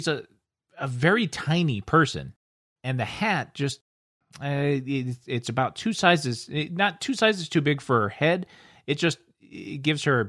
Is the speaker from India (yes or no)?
no; United States; I'm American